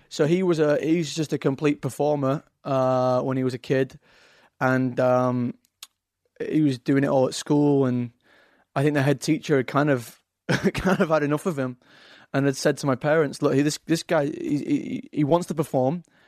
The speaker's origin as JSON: {"language": "English", "town": "Leeds", "region": "Yorkshire and the Humber", "country": "United Kingdom", "also_born_or_lived": "London", "accent": "Yorkshire", "moved": "yes", "lives_now": "Los Angeles, United States", "said": "I've got a Yorkshire accent, Leeds, uh, up in the north"}